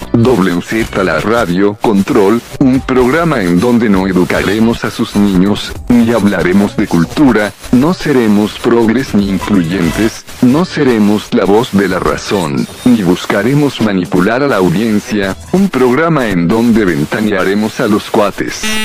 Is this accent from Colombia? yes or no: no; Mexico; como muchos mexicanos